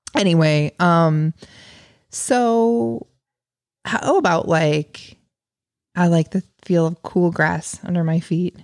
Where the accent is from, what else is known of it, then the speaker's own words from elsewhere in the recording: near the Illinois River, United States; I grew up near the Illinois River, very, very close to the Illinois River